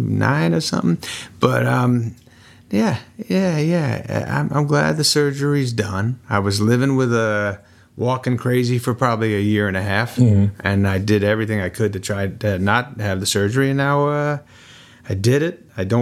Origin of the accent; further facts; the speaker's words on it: New Hampshire, United States; The guys I grew up in New Hampshire where they all can jam